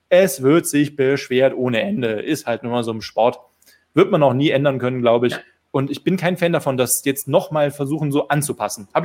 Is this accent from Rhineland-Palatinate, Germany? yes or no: yes; Bitburg, Rhineland-Palatinate, Germany; Äh, viele Grüße in meiner Heimat, Pitburg.